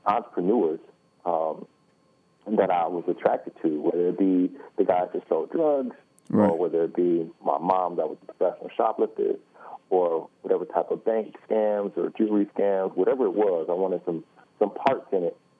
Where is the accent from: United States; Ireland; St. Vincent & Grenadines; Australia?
United States; Detroit, Michigan; I was born in Detroit, born and raised in Detroit